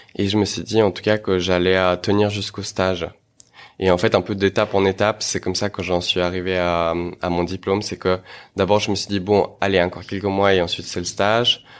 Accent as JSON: {"language": "French", "region": "Geneva", "country": "Switzerland", "tie": "born or raised there", "also_born_or_lived": "Moscow, Russia", "said": "je suis né à Moscou et je suis venu euh, lorsque j'étais tout jeune, euh, voilà, ici à Genève, avec mes parents, pour enfin dans le cadre du travail de mes parents, euh, et ville de laquelle je ne suis jamais parti, donc où j'ai grandi"}